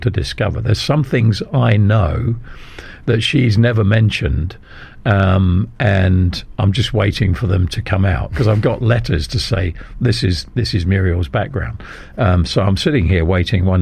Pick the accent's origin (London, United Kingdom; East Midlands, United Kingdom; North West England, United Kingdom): London, United Kingdom; also born or lived in Ealing / Kent; now in Bradford-on-Avon, United Kingdom; I was born in Chiswick Hospital